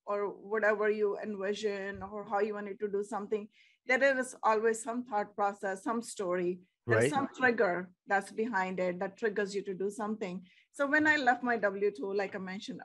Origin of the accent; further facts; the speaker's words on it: India; moved away; We are like from India too.